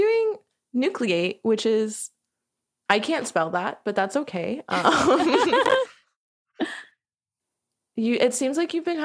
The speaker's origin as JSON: {"language": "English", "region": "Florida", "country": "United States", "said": "I'm from Florida."}